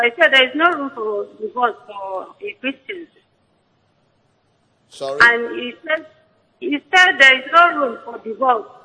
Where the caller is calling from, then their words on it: Uyo, Akwa Ibom, Nigeria; from Uyo.